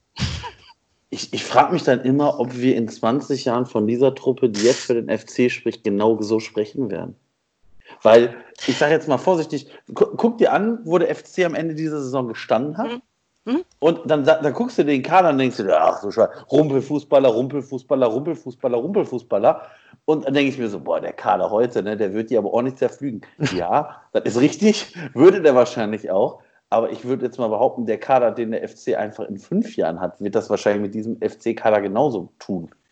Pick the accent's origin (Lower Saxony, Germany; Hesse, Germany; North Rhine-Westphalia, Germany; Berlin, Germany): North Rhine-Westphalia, Germany; Essen; now in Hattingen, Germany; ich bin in Essen groß geworden